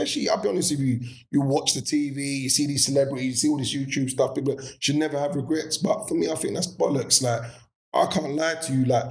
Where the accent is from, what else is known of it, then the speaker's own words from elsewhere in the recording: London, United Kingdom; We grew up in Peckham